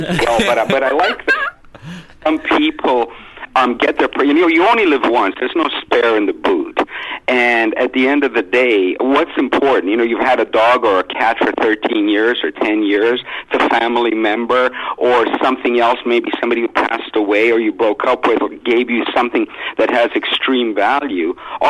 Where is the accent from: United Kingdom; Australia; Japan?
United Kingdom; England; accent: northern; Well, it used to be a British accent, then I tried to fit in and messed it up, but I'm from England myself.